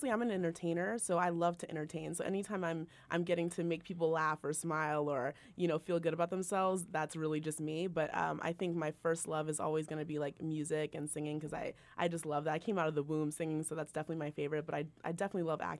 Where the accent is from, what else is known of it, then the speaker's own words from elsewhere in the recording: Orlando, Florida, United States; also born or lived in New Jersey / Virginia / Boston / Salt Lake City; I was born in {S3} Jersey, raised in Orlando, Florida. Uh, lived in Virginia, Boston, Rotten, Salt Lake City, Utah, L.A., Nashville.